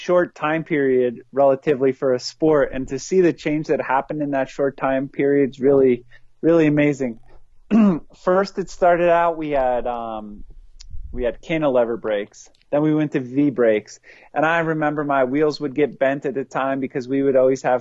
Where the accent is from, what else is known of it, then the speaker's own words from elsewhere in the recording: East Coast, United States; I grew up on the East Coast, where it was rocky and rooty